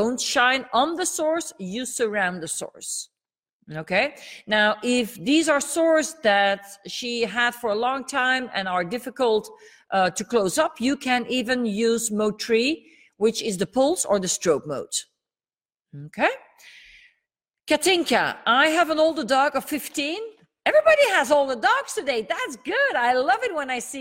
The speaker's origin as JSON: {"language": "English", "country": "Belgium", "first_language": "Dutch", "second_language": "English", "said": "English is not my mother tongue. I'm from Belgium. and my mother tongue is Dutch."}